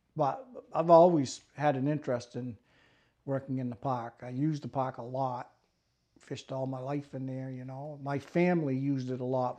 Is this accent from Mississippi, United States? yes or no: no; Millinocket, Maine, United States; I grew up in Millinocket, went to Stearns High School.